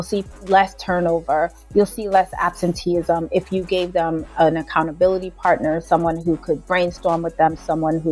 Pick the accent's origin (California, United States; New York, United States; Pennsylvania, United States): New York, United States; New York City; also born or lived in Jamaica; I am a little girl that was actually born and raised in Jamaica for part of her younger years. Then my mom moved me here to Brooklyn. I was raised in Brooklyn